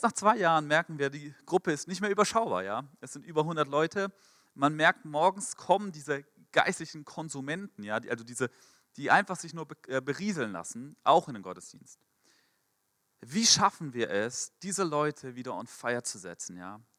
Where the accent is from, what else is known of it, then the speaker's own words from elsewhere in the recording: Frankfurt, Hesse, Germany; Mein Pastor in Frankfurt, ich komme aus Frankfurt, aus der Ecclesia-Gemeindegründung dort